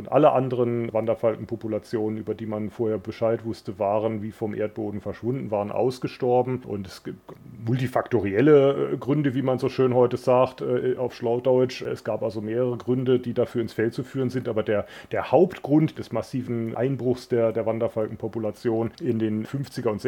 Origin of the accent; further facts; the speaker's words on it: Germany; dann bin ich in der, in der Gegend in Deutschland aufgewachsen